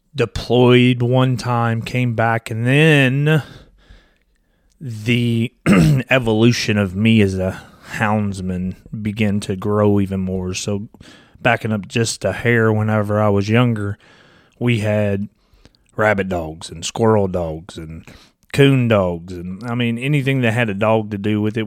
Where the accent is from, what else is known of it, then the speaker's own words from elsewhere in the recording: Kentucky, United States; I'm from Kentucky. I'm a little redneck